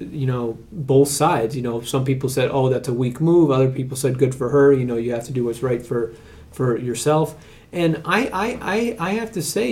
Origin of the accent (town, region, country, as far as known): United States